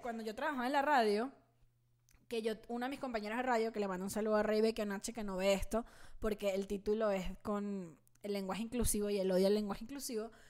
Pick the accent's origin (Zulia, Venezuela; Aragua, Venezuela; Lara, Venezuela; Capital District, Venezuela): Capital District, Venezuela; Caracas; also born or lived in El Tigre, Venezuela; now in Mexico City, Mexico; Caracas es un valle, la ciudad donde yo, donde yo me crié y nací